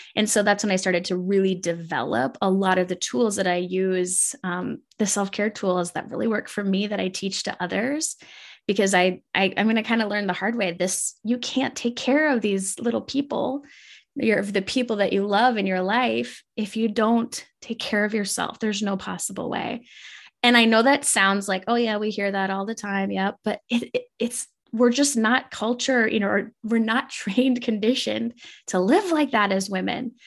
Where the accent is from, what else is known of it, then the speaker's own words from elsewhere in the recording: Minnesota, United States; I grew up in Minnesota and it was a really small town.